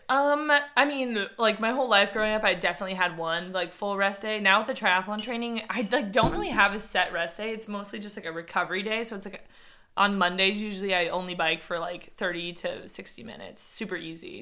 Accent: San Diego, California, United States; I grew up in San Diego.

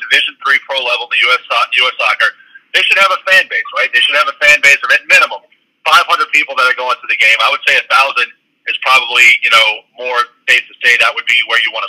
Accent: New Orleans, Louisiana, United States; I'm from New Orleans

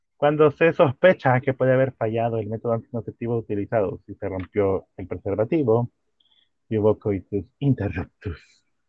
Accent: El Salvador; Aquí en El Salvador

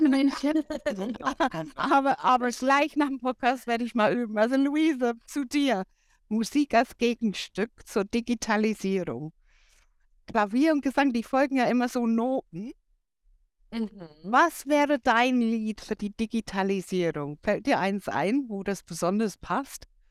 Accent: England, United Kingdom; German is a second language; moved away; als Engländerin

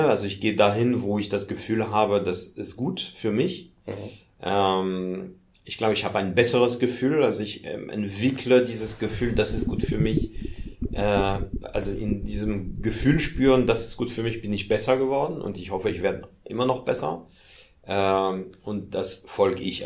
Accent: Paris, Île-de-France, France; German is a second language; also born or lived in Hamburg; now in Germany; ich bin in Paris geboren und komme tatsächlich aus Paris

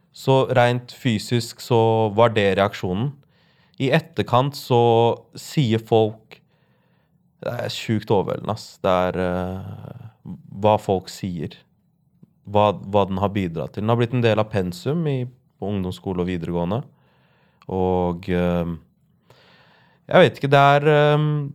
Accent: Larvik, Vestfold, Norway; jeg vokste opp i Larvik

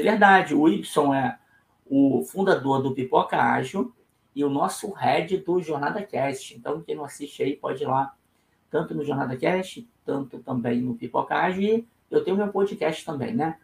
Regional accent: Rio de Janeiro, Brazil

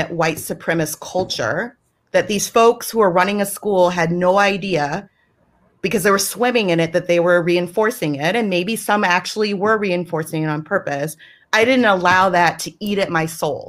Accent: the South, United States; I'm from the South, and I am very proud to be from the South, and that will always be a part of me

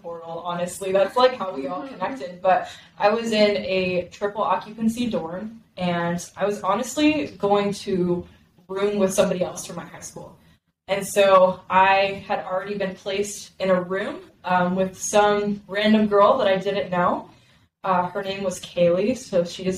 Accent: Dallas, Texas, United States; also born or lived in Simi Valley, California; now in Arizona, United States; I am originally from Simi Valley, California, and I was raised in Dallas, Texas, but I've been in Arizona for the last 10 years

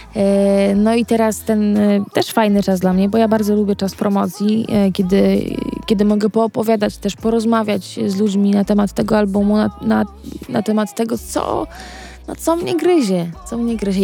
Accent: Wyszków, Masovian Voivodeship, Poland; ja pochodzę z Wyszkowa yy, i Wyszków jest pod Warszawą

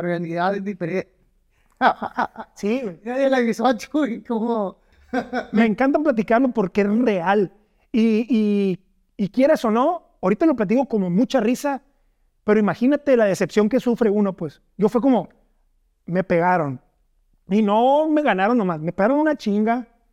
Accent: Navojoa, Sonora, Mexico; yo soy de Navajoa, Sonora en la primaria y la secundaria que estuve, pues era puro básquet

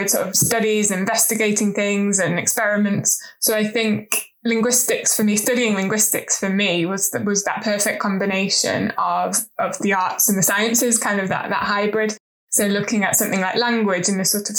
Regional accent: Leeds, Yorkshire and the Humber, United Kingdom; also born or lived in York; I grew up in the north in Yorkshire in the UK, but with southern parents

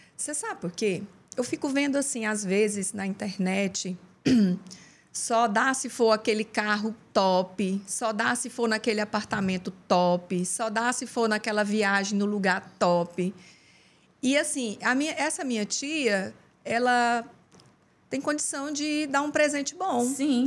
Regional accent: Uberlândia, Minas Gerais, Brazil; moved away as an adult; also born or lived in Goiás; now in Teresina, Brazil; Eu, eu sou goiana, mas eu vivi a vida toda em Uberlândia, Minas Gerais

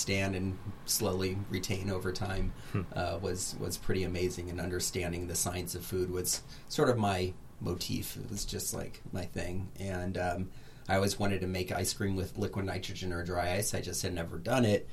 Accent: Redlands, California, United States; growing up in Redlands and seeing the farmers and going to their farm stands as a little kid

